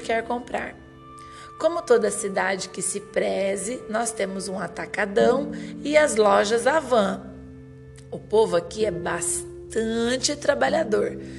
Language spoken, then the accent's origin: Portuguese; Mato Grosso do Sul, Brazil; now in Lucas do Rio Verde, Brazil; sou nascida no Mato Grosso do Sul, mas já moro no Mato Grosso há 18 anos